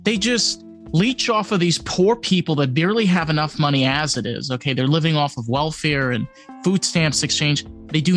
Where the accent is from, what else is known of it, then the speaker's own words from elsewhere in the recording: New York, United States; moved away; I'm a New Yorker